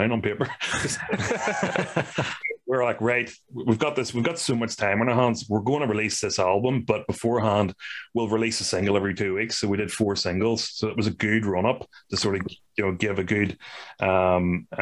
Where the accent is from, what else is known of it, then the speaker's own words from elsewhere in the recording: Ireland; we are from Ireland